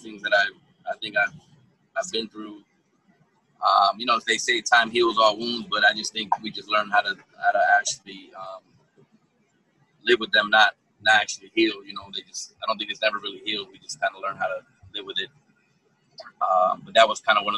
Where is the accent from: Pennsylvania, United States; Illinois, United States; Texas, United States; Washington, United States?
Pennsylvania, United States; Allentown; now in Fort Myers, United States; I'm originally from Allentown, Pennsylvania. I was born and raised.